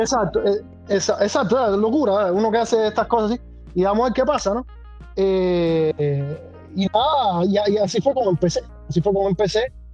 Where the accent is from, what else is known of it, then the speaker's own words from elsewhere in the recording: Havana, Cuba; also born or lived in Matanzas; now in Bologna, Italy; nacido, pero crecido y criado y todo en La Habana.